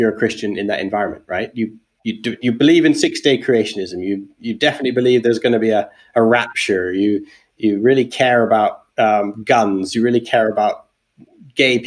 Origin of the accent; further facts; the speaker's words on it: Alberta, Canada; moved away as an adult; also born or lived in England; I'm Canadian. I grew up in Alberta, but when I was 19, I moved to England